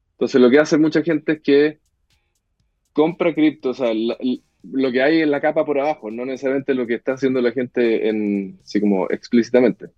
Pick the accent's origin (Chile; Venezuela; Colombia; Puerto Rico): Chile; moved away as an adult; also born or lived in Mexico; en Chile tenemos una, una, la suerte de que nacimos en Chile